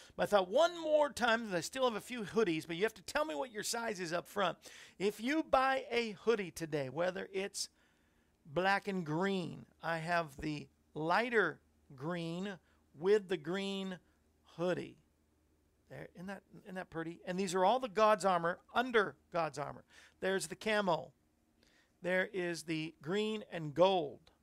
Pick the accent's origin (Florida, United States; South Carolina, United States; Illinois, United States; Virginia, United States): Florida, United States; when I was growing up in Florida